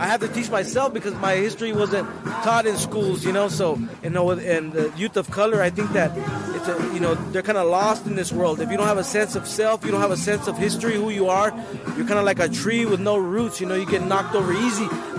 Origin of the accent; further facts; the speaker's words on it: California, United States; now in Oregon, United States; growing up in California.